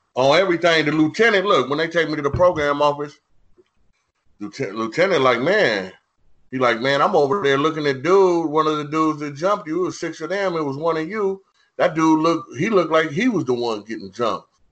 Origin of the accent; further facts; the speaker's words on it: San Diego, California, United States; I'm from San Diego